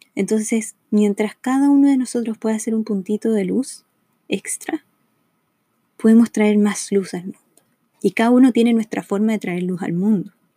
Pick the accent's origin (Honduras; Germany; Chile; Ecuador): Chile; moved away as an adult; now in Los Angeles, United States; Soy chilena, vivo en Los Ángeles, California, hace cinco años